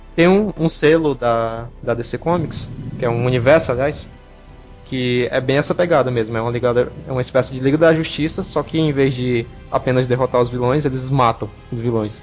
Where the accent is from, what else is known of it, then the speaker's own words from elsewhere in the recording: Brazil; a gente é brasileiro, a gente fala gibi